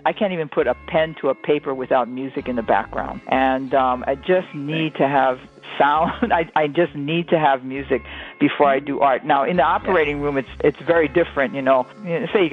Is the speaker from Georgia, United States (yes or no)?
no; Hawaii, United States; I'm from Hawaii, so the Pacific Basin is really important to me